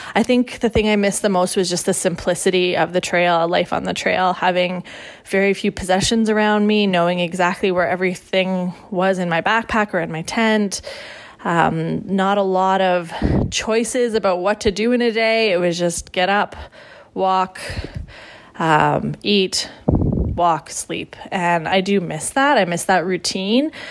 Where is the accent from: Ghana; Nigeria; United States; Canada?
Canada; I'm Canadian